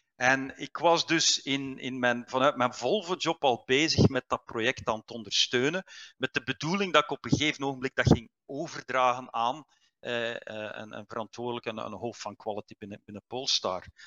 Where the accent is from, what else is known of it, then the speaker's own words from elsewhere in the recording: Liedekerke, Flanders, Belgium; moved away as an adult; also born or lived in Aalst / Ghent; Ik ben eigenlijk ik ben van, eh, van Brabant. Ik ben ah. eh, geboren in Aalst, maar, maar mijn thuis stond in Liedekerke